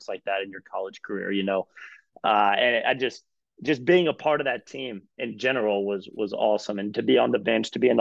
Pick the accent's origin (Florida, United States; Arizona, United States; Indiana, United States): Indiana, United States; moved away as an adult; also born or lived in Brooklyn; now in Greensboro, United States; growing up, like you said, in the Hoosier State, it's basketball or bust